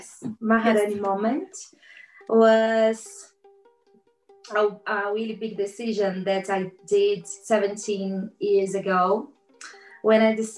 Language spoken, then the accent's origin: English; Brazil; English is a second language; moved away as an adult; now in Cork, Ireland; I came from Brazil